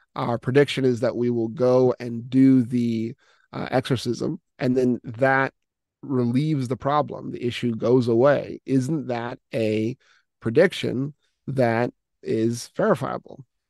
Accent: United States; moved away as an adult; now in Russia; I was originally born and raised in the United States, but have been, uh, overseas, uh, in this particular mission field for, for quite a long time

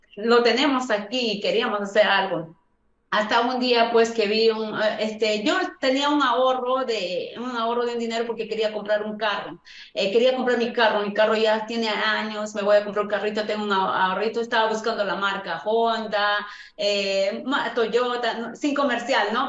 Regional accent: Huancayo, Junín, Peru; moved away as an adult; yo soy de Perú, yo soy de Perú y trabajo de limpieza

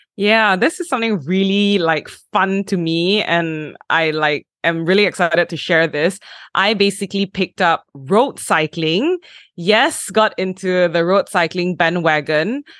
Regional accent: Malaysia; I am Malaysian

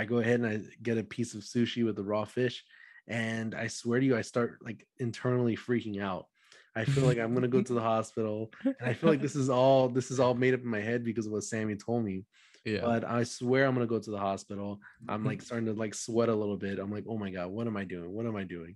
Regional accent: Dallas, Texas, United States; I'm from Dallas, Texas.

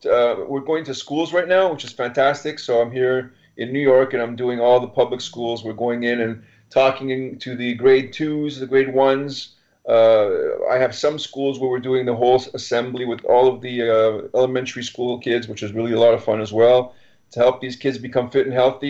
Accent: Montreal, Quebec, Canada

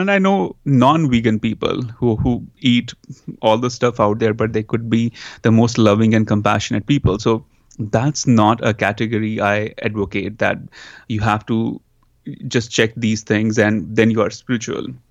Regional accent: India; also born or lived in New York, United States; now in Los Angeles, United States; growing up in India, then coming to U S

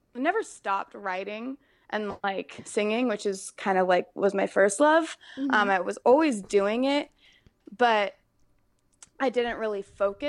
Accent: Colorado, United States; moved away as an adult; now in Los Angeles, United States; I grew up in Colorado

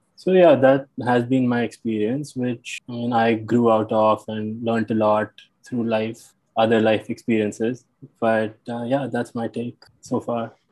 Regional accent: New Delhi, Delhi, India; also born or lived in Noida, Uttar Pradesh / Pennsylvania, United States; I'm from New Delhi, India. Grew up here.

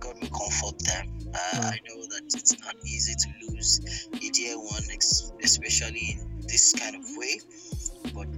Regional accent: Nigeria; I'm just a Nigerian

